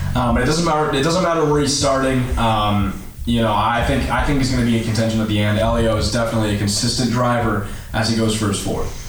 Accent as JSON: {"language": "English", "town": "Anaheim", "region": "California", "country": "United States", "tie": "born or raised there", "said": "my hometown Anaheim"}